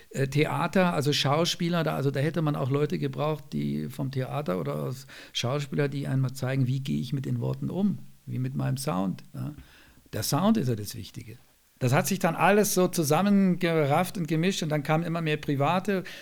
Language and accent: German; Bavaria, Germany; Ich höre natürlich Bayern 3, weil ich selber da ab und zu sende, weil es meine alte Heimat ist noch